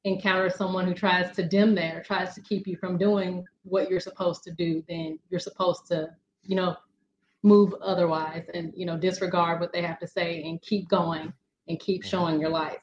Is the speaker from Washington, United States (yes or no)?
no; Birmingham, Alabama, United States; I hail from Birmingham, Alabama. So I am a Southern girl, born and raised